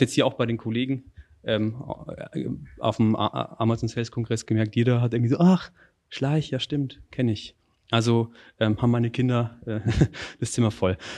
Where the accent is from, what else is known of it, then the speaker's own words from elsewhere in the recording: Northern Bavaria, Germany; meinen Beitrag für die lokale Wirtschaft dann in, in meiner Heimat